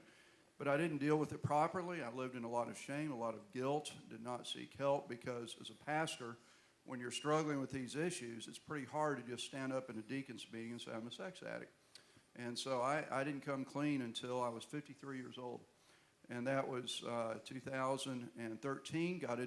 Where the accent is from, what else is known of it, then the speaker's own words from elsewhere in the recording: Houston, Texas, United States; Beth and I are both from Houston, Texas